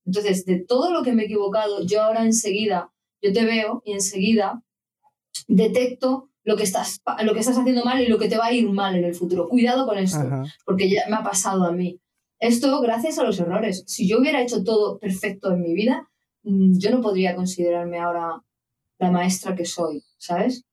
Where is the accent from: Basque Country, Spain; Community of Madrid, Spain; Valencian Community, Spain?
Community of Madrid, Spain; Madrid; moved away as an adult; yo soy de Madrid